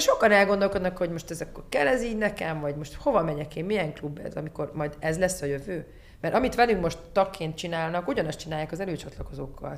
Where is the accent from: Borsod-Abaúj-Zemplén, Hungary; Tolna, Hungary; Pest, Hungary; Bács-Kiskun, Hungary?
Borsod-Abaúj-Zemplén, Hungary; Miskolc; nekem Diós Győr fontos, most olyan elfogult vagyok, mert ott, ott születtem